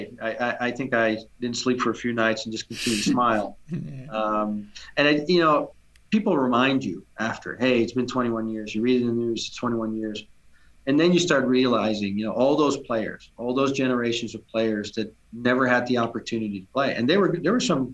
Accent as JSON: {"language": "English", "country": "Netherlands", "tie": "born or raised there", "moved": "yes", "lives_now": "United States", "said": "growing up in Holland"}